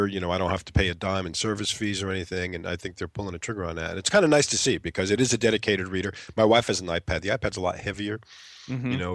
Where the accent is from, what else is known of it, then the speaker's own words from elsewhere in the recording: New York, United States; as a New Yorker